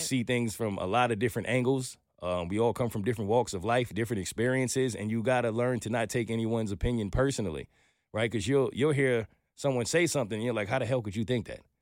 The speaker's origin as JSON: {"language": "English", "region": "New York", "country": "United States", "moved": "as an adult", "lives_now": "Atlanta, United States", "said": "I'm a New Yorker"}